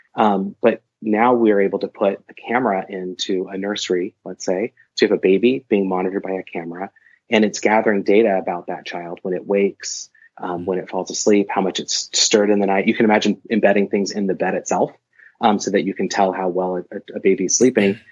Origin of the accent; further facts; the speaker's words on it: Portland, Oregon, United States; moved away as an adult; also born or lived in Madison, Wisconsin / Washington State; I ended up at the University of Portland, which is in my hometown